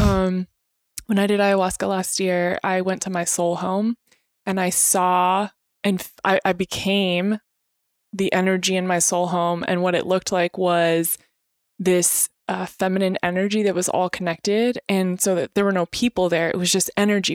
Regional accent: Temecula, California, United States; born or raised there; also born or lived in Spokane, Washington

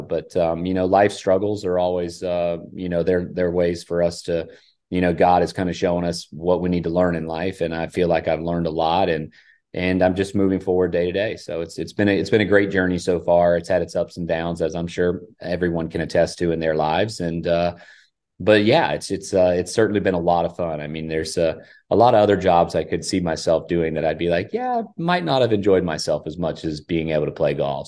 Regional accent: Hilton Head, South Carolina, United States; I grew up in Hilton Head with the heritage

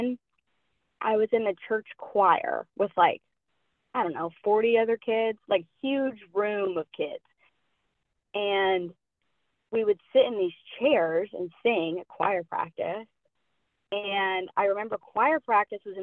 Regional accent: Asheville, North Carolina, United States; now in Pensacola, United States; I'm from Asheville, North Carolina, originally. Currently, I am living in Pensacola, Florida

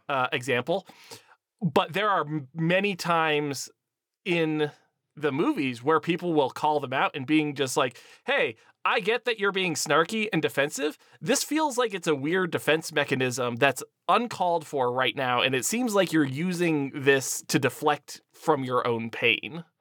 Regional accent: Erie, Pennsylvania, United States; my hometown is Erie, Pennsylvania, uh, right next to Lake Erie

